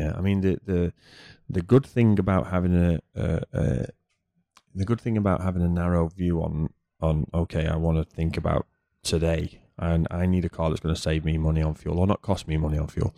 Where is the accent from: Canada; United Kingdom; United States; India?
United Kingdom; moved away; as a Brit